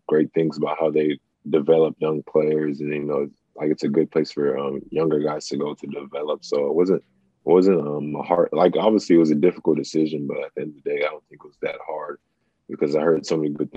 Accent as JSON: {"language": "English", "region": "Texas", "country": "United States", "also_born_or_lived": "Nigeria (parents' origin) / Israel", "moved": "as an adult", "said": "I'm from Texas, so it's always hot in Texas"}